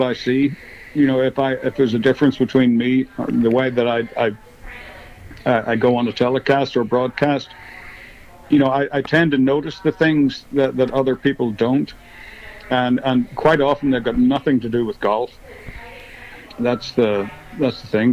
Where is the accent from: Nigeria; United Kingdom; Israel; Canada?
United Kingdom; Northern Ireland; growing up in Northern Ireland in the in the 60s and 70s